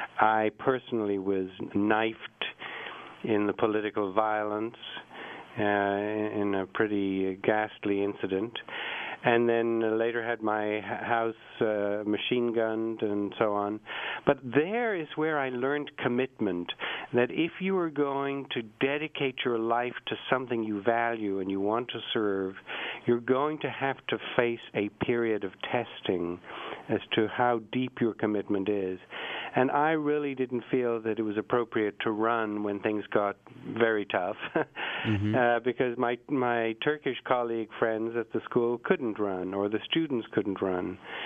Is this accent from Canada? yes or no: no; England, United Kingdom; also born or lived in Ireland; I was born in Ireland, and the Irish are hot-blooded, and they like to fight, and they're... You know, they're very strong-willed people. And I said, then I also grew up in England